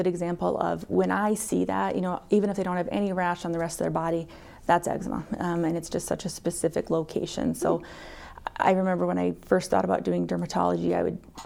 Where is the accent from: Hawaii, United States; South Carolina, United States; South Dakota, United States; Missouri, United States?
South Dakota, United States; Mount Vernon; also born or lived in Madison, Wisconsin; I am originally from Mitchell or the Mount Vernon area. I went to school in Mount Vernon